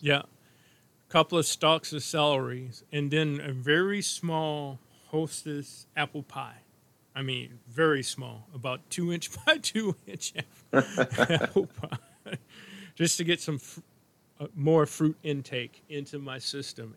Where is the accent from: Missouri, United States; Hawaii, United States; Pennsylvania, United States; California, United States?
Missouri, United States; St. Louis; I was born in St. Louis